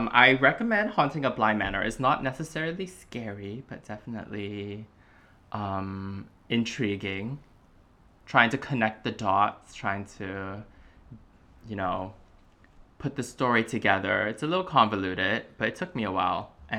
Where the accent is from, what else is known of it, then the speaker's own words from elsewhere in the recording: Singapore; now in Melbourne, Australia; I grew up in Singapore, but currently based in Melbourne, Australia.